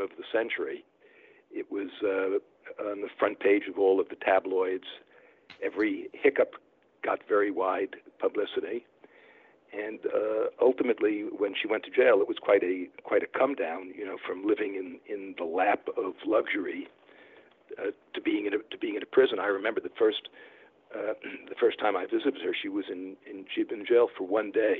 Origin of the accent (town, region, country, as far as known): New York City, New York, United States; born or raised there; moved away